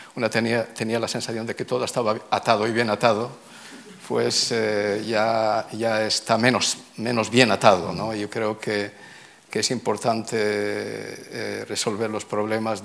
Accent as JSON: {"language": "Spanish", "town": "Tangier", "region": "Tanger-Tetouan-Al Hoceima", "country": "Morocco", "tie": "born or raised there", "also_born_or_lived": "Oxford", "moved": "yes", "lives_now": "Israel", "said": "yo nací, nací en Tánger"}